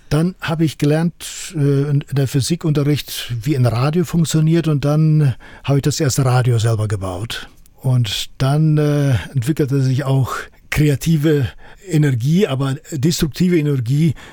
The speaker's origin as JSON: {"language": "German", "country": "Kyrgyzstan", "tie": "born or raised there", "said": "dann kam ich zurück in meinen Heimatort nach Kirgisistan und das war dann eine Herausforderung."}